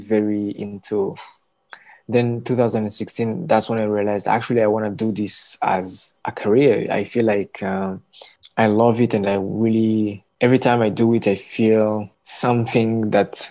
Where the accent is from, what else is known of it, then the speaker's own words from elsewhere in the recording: Kigali, Rwanda; I'm from Rwanda, born and raised, and so I grew up in this small town called Nyamirambo.